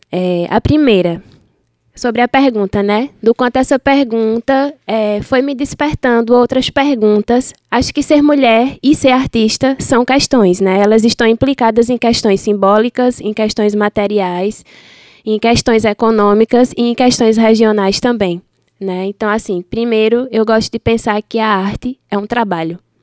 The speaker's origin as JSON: {"language": "Portuguese", "area": "Sertão do Pajeú", "region": "Pernambuco", "country": "Brazil", "said": "sou do Sertão do Pajeú"}